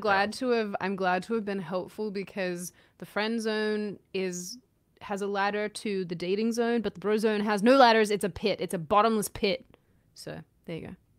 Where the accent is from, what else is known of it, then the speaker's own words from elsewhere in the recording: Australia; I'm Aussie